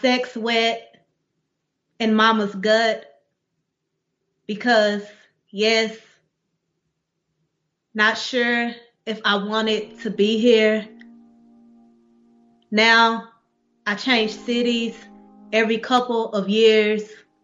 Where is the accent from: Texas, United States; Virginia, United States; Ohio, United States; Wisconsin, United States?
Texas, United States; Dallas; moved away as an adult; I'm from Dallas, like through and through, born and raised